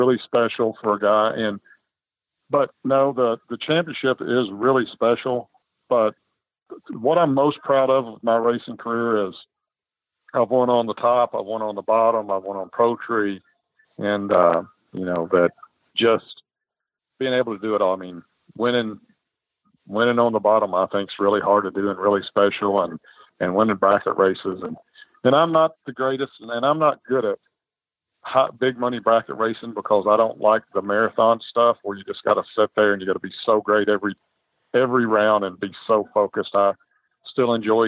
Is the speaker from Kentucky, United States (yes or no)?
yes; Central City, Kentucky, United States; grew up in Central City, Kentucky. It's a town of about 5,000 people.